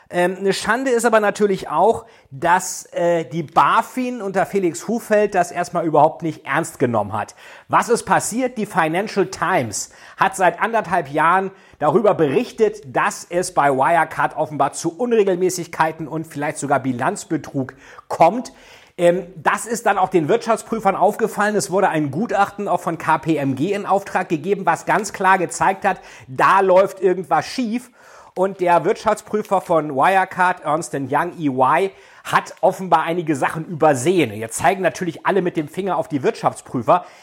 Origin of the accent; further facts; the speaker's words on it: Hamburg, Germany; Und von daher muss man sagen, würde ich als Hamburger Olaf Scholz wählen, ich würde ihn sowieso nicht wählen, aber ich würde ihn nach G20 erst recht nicht wählen